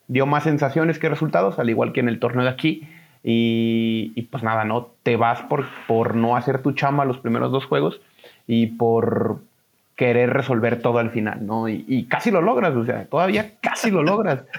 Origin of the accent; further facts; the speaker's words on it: Mexico; somos mexicanos